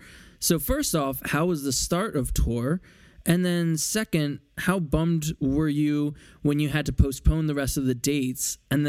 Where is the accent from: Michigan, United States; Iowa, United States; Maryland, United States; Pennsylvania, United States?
Pennsylvania, United States; Philadelphia; I am from Philly.